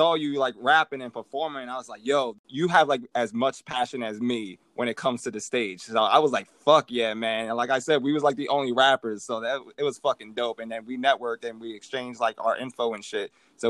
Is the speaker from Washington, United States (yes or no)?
no; New York City, New York, United States; growing up in Harlem.